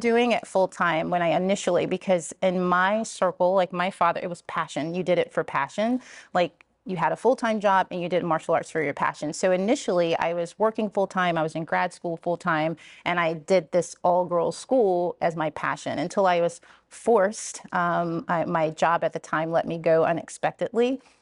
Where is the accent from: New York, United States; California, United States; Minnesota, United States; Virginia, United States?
Virginia, United States; Richmond; moved away; also born or lived in Columbia, Maryland; this is my hometown.